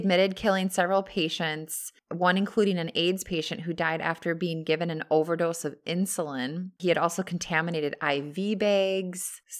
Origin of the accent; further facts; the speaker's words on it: Texas, United States; When I was a kid growing up in Texas, we had a cute little weenie dog named Golondrina